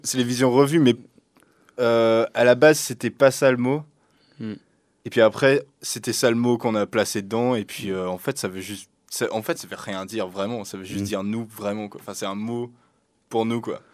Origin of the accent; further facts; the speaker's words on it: Morlaix, Brittany, France; Je suis né à Morlaix